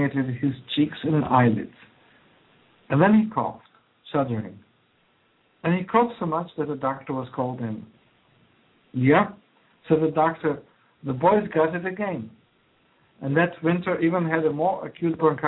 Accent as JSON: {"language": "English", "country": "Croatia", "tie": "born or raised there", "second_language": "English", "moved": "yes", "lives_now": "United States", "said": "I emigrated from Yugoslavia, actually Croatia, but then it was one country, Yugoslavia"}